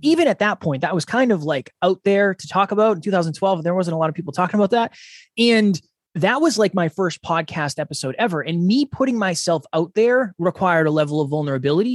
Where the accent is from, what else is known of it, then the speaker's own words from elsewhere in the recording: Uxbridge, Massachusetts, United States; moved away as an adult; now in New Hampshire, United States; I am originally from Massachusetts. I was born and raised in a small town called Uxbridge.